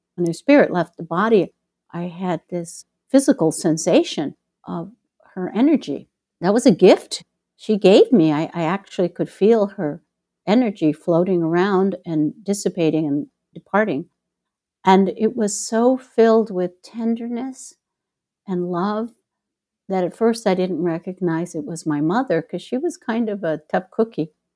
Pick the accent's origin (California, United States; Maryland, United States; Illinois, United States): Illinois, United States; Chicago; moved away as an adult; now in Mexico; my hometown, Chicago